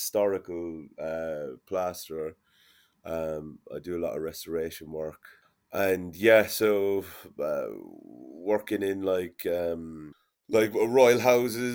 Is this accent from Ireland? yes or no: yes; Limerick, Munster, Ireland; when I was growing up in Limerick